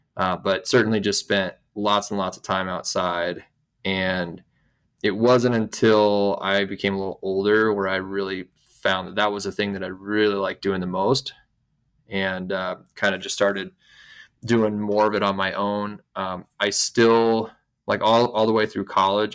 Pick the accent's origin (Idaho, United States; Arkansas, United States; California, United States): Idaho, United States; I grew up here in Idaho, where I'm still based